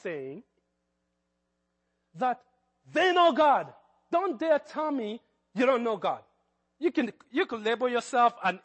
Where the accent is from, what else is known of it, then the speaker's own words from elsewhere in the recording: Kenya; accent: Kenyan; That's my Kenyan accent